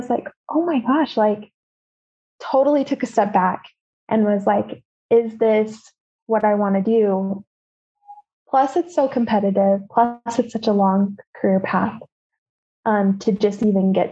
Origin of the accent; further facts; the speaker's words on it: Utah, United States; I grew up here in Utah